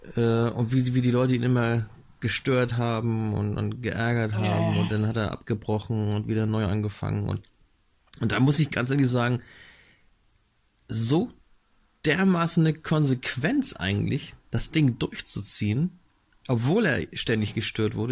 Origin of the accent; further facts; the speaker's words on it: Northern Germany, Germany; Ich bin hier im Norden aufgewachsen